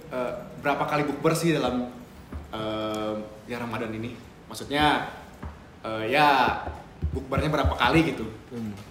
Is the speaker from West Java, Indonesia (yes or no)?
yes; West Java, Indonesia; ini podcast itu karena kita orang Sunda.